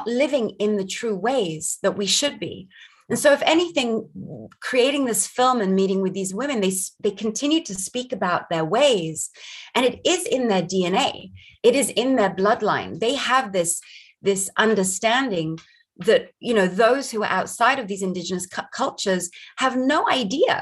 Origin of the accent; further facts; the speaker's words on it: Barbados; now in United States; I grew up in Barbados